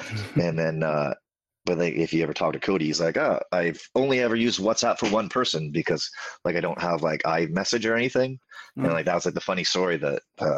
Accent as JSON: {"language": "English", "country": "Canada", "moved": "yes", "said": "You know, I moved from Canada, went to England, had no bookings in England except through RevPro"}